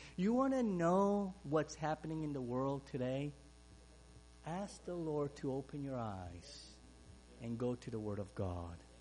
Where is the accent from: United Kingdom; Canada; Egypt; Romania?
Romania; English is a second language; now in Ohio, United States; Growing up in Romania, as a Hungarian